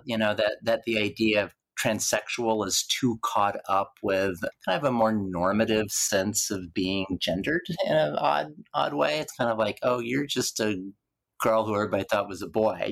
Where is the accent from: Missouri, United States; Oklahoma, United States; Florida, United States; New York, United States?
Oklahoma, United States; Lawton; my public library in Lawton, Oklahoma